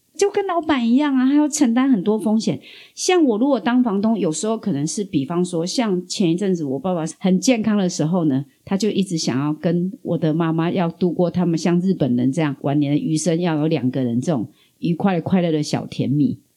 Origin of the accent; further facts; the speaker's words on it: southern Taiwan, Taiwan; 我们南部人的乐天